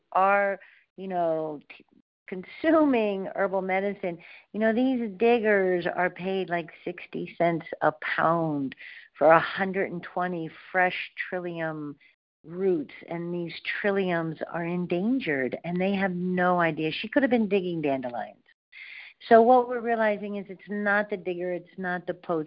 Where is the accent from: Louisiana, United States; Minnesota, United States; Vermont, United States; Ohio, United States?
Ohio, United States; I was born in Ohio. I'm a Buckeye.